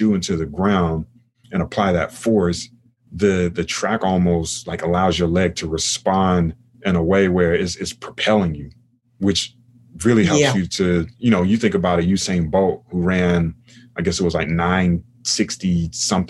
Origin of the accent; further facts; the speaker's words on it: United States; I'm from America